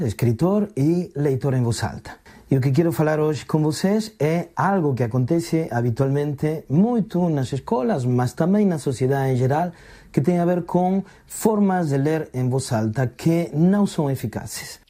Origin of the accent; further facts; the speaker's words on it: Argentina; now in Portugal; sou argentino